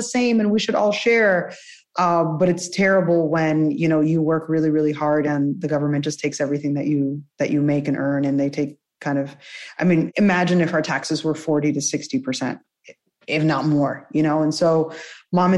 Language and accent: English; New Jersey, United States; first language Spanish; English is a second language; also born or lived in Cuba; originally Cuban, but grew up in Jersey